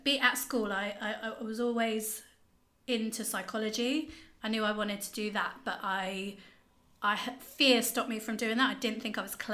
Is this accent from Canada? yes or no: no; Bracknell, South East England, United Kingdom; growing up in Bracknell.